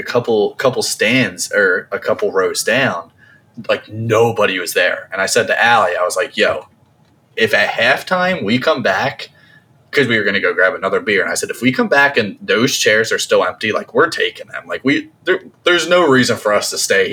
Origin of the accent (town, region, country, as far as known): New Jersey, United States; born or raised there